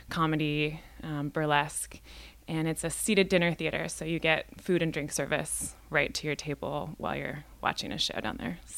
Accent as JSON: {"language": "English", "town": "Indianola", "region": "Washington", "country": "United States", "tie": "born or raised there", "lives_now": "Seattle, United States", "said": "Well, I'm from the Northwest originally, and I grew up in a little town called Indianola, which is a ferry ride away. Um, and I've been living in Seattle for the last 10 years or so"}